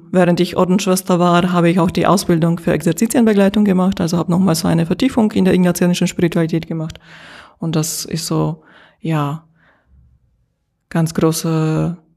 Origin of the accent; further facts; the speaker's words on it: Slovakia; now in Germany; Ich bin in der Slowakei geboren und dort aufgewachsen und äh, äh seit knapp 20 Jahren in Deutschland.